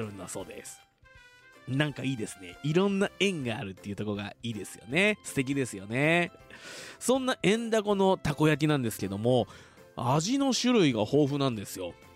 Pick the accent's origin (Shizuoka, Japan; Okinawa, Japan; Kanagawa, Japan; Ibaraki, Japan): Shizuoka, Japan; Fuji; 生まれも育ちも静岡県富士市